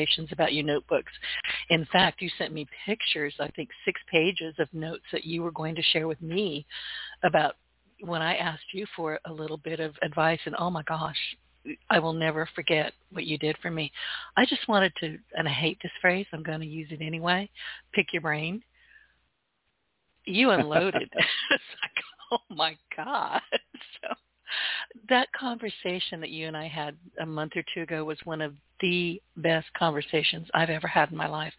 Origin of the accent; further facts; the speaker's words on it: the South, United States; I'm a Southerner